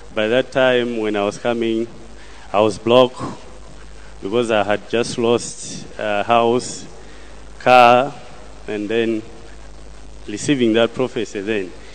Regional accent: Malawi; I come from Malawi

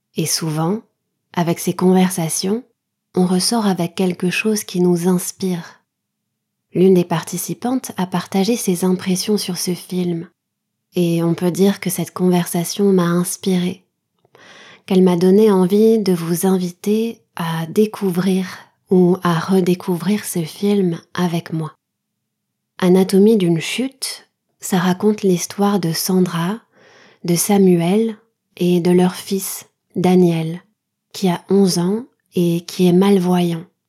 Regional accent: France; je suis française, mon mari est taïwanais

